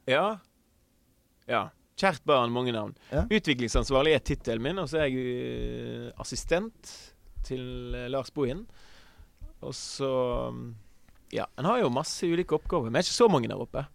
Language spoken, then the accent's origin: Norwegian; Kvinnherad, Vestland, Norway; also born or lived in Oslo; now in Sandefjord, Norway; Født og oppvokst i Kvinnherad, som er en kommune i eh, Sunnhordland